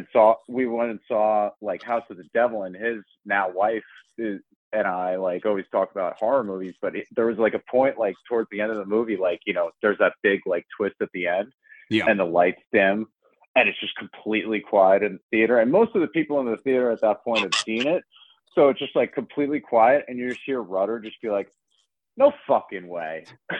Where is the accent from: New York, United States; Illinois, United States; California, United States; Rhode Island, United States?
New York, United States; Long Island; now in Queens, United States; we're both from Long Island. I live in Queens, and, like, even, like, growing up on Long Island